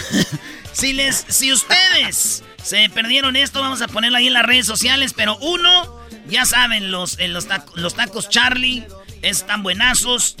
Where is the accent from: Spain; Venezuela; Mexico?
Mexico; Michoacán; yo soy de Michoacán